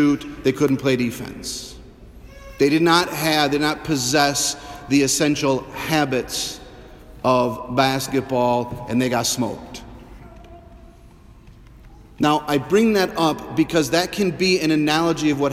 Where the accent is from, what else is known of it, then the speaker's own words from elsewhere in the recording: Sauk City, Wisconsin, United States; I grew up in Sauk